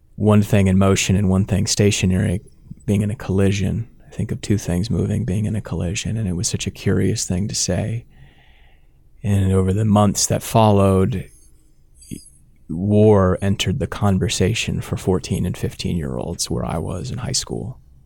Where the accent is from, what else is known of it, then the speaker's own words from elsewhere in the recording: Sarpy County, Nebraska, United States; also born or lived in Dodge County, Nebraska / Omaha; I grew up in Sarpy County here in Nebraska